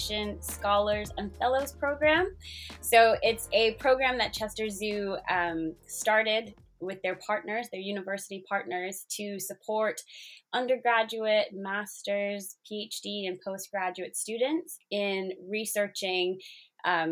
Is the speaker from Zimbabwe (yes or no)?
yes; Zimbabwe; moved away as an adult; also born or lived in South Africa / Botswana; now in United Kingdom; When I was growing up in Zimbabwe, most school holidays, we'd probably be out on the lake or at a safari park